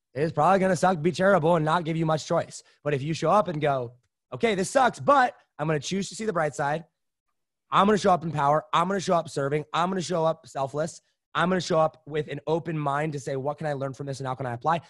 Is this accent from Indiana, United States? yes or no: yes; Indiana, United States; also born or lived in Wisconsin / Los Angeles; that's when we moved out to a, a farm in Indiana